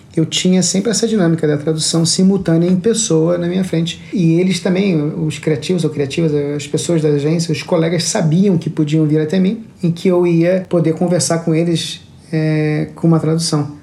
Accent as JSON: {"language": "Portuguese", "region": "Rio de Janeiro", "country": "Brazil", "tie": "born or raised there", "also_born_or_lived": "Lisbon, Portugal / São Paulo / Singapore", "moved": "yes", "lives_now": "Tokyo, Japan", "said": "eu sou natural do Rio de Janeiro e cresci na Barra da Tijuca"}